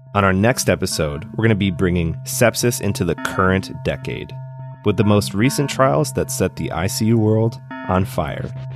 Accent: Detroit, Michigan, United States; my hometown, the Motor City

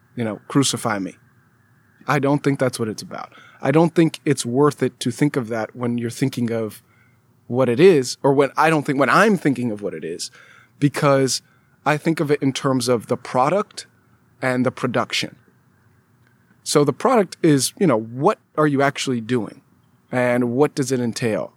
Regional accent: California, United States; also born or lived in Alabama; I'm from California, went out of state to go to school in Alabama

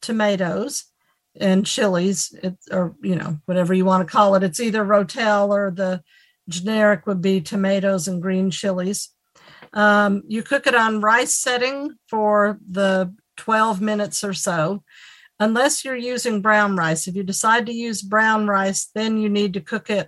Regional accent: Nashville, Tennessee, United States; I'm from Nashville, Tennessee

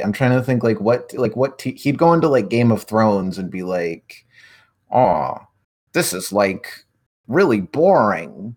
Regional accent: Canada; I'm from Canada

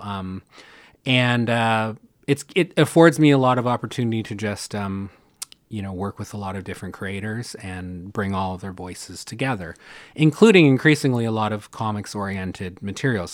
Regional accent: Canada; a Canadian

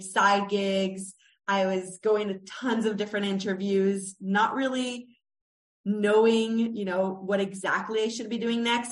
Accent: Israel; moved away as an adult; also born or lived in United States; I am Israeli American

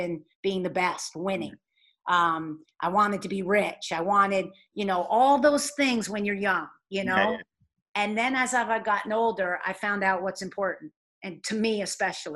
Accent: New York, United States; moved away as an adult; now in Rhode Island, United States; I'm a New Yorker

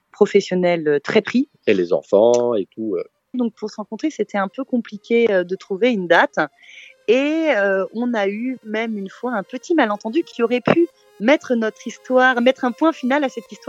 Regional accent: Switzerland; non, c'est mon vrai prénom, je suis suisse.

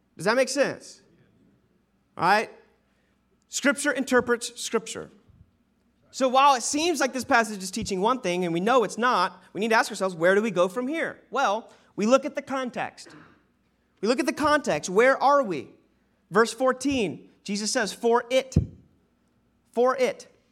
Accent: Sanford, United States; born and raised in Sanford.

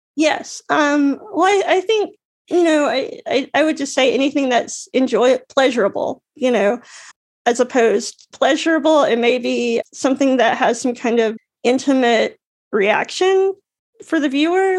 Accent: Alabama, United States; moved away; I grew up in Alabama

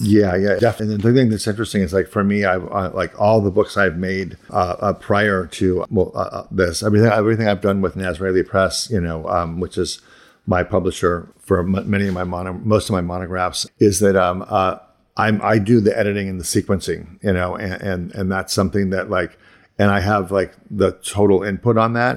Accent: Ohio, United States; moved away as an adult; also born or lived in Pittsburgh / Boston; I grew up in Ohio, and then I moved to, like, to Pittsburgh and Boston

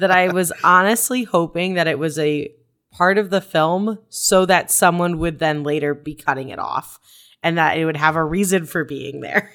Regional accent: Arizona, United States; growing up in Arizona where you need to be inside all the time

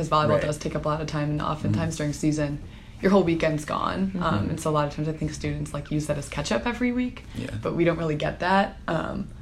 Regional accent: Chicago, Illinois, United States; I'm from Chicago, the southwest suburbs

